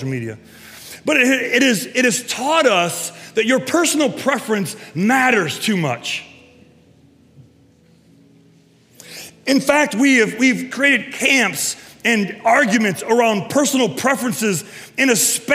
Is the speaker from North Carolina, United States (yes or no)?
no; Castalia, Ohio, United States; I grew up in Castalia